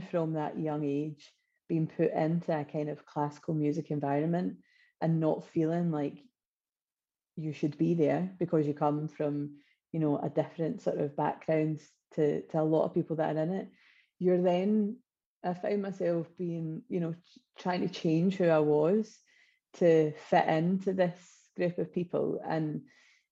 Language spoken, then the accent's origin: English; Wishaw, Scotland, United Kingdom; I come from originally Wishaw in North Lanarkshire.